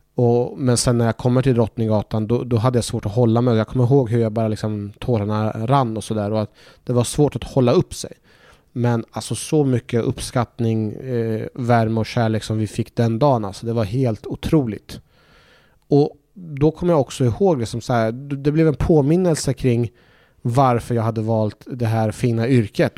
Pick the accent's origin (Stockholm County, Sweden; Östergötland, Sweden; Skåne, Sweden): Östergötland, Sweden; Norrköping; born or raised there; also born or lived in Iraq / Baghdad